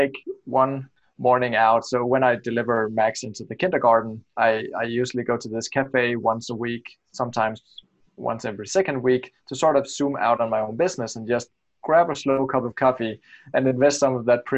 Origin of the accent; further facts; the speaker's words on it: Denmark; I'm from Denmark and I create websites for the US traffic or US visitors